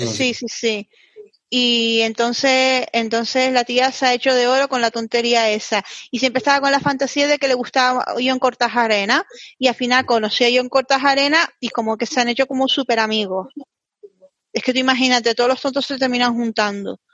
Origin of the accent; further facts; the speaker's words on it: Canary Islands, Spain; Yo como canaria